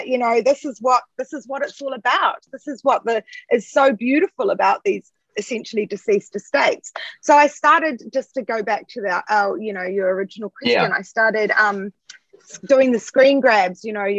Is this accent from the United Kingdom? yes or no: no; New Zealand; And it really does relate back to a generation of growing up in New Zealand, I guess, at the end or during a time where there was still there was still that ideal New Zealand